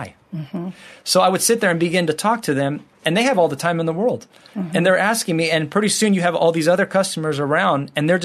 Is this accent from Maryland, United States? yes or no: no; California, United States; moved away as an adult; also born or lived in Morocco; we're from the United States, from California.